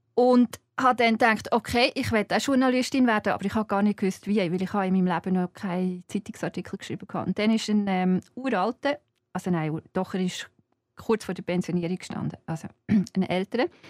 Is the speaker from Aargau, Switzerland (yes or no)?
yes; Zeiningen, Aargau, Switzerland; ich komme aus Zeinigen. Und Zeinigen ist, als ich Kind war, jetzt ist es gewachsen, aber als ich Kind war, war es klein